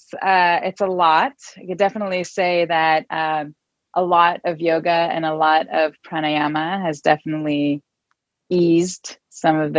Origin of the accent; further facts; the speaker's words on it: Israel; moved away as an adult; now in Oakland, United States; I live in Oakland, California. I'm originally from Israel and have been living in the Bay Area since 2011